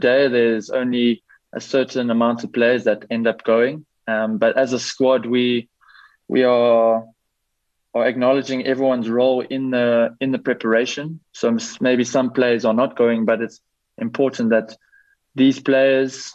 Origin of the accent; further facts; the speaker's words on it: South Africa; also born or lived in Belgium; we, as a South African men's team